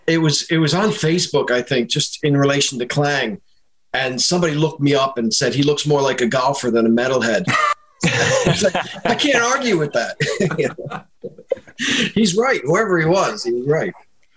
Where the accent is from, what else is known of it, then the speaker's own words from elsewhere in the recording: Boston, Massachusetts, United States; moved away as an adult; now in Dublin, Ireland; Well, I'm a Boston boy, so kind of born and raised in the States, which you could probably tell. Most people just assume I'm an American, and they're right. But I moved here in 97, so it'll be 24 years in August.